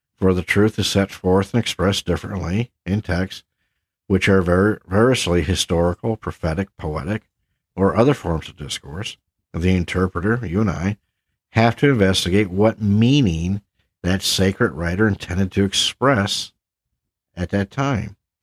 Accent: Havelock, North Carolina, United States; my hometown, if you will, of Havelock, North Carolina

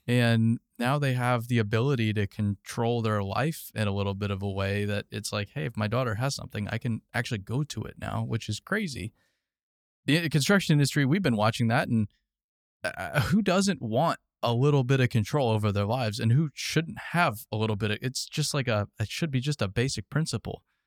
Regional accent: Arizona, United States; I grew up in Arizona.

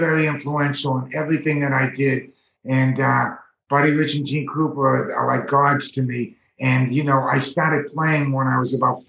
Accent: Revere, Massachusetts, United States; I grew up in Revere. It's just like right outside of Boston. It's North Boston. And, you know, I grew up with, it was a small music community there.

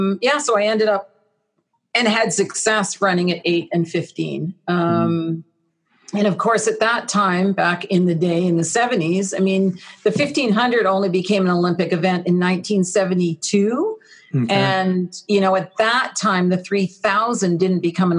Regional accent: Ottawa, Ontario, Canada; also born or lived in Texas; I grew up there, and my early career in sport was certainly out of Ottawa

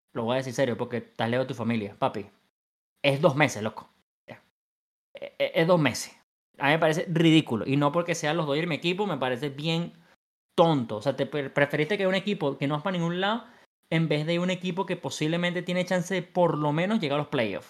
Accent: Venezuela; soy venezolano y quiero el mío en Venezuela

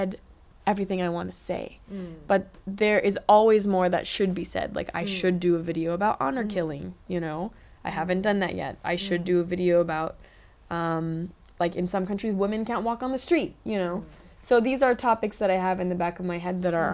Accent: Los Angeles, California, United States; moved away as an adult; now in Singapore; I grew up in Los Angeles

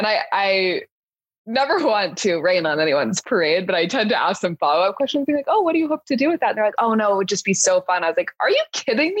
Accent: Southern California, United States; I am born and raised in Southern California, so LA and Santa Barbara

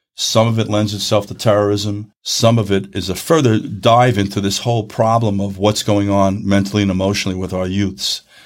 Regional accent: New York, United States; where I'm from in New York in the Northeast

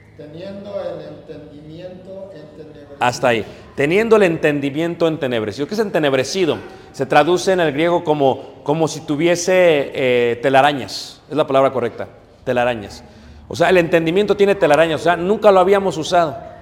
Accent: Mexico City, Mexico; yo crecí en Ciudad de México, crecí a 10 minutos del Estado Azteca

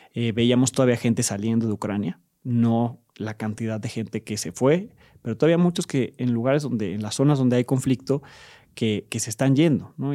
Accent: Mexico; en mi país hay mucha violencia y sí estamos en riesgo, pero es un país en paz

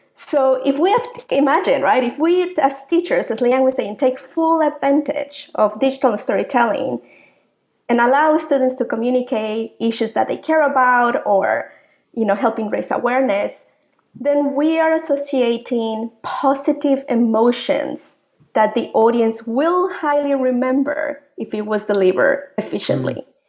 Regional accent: Mexico; moved away as an adult; also born or lived in Africa / Asia / North America; now in Manitoba, Canada; I'm proud Mexican. I've uh, been living overseas for uh, almost two decades

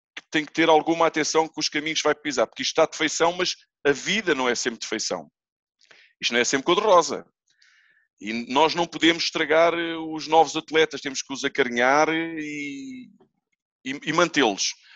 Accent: Almada, Lisbon, Portugal; como eu fui criado lá. Eu sou da Almada, ali do Feijó

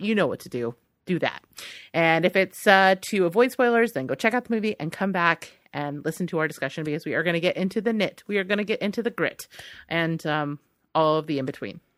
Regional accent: United States; as an American

